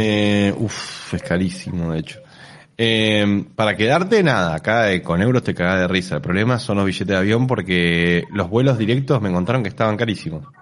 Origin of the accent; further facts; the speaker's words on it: Argentina; Yo claramente soy argentino pobre con menos poder adquisitivo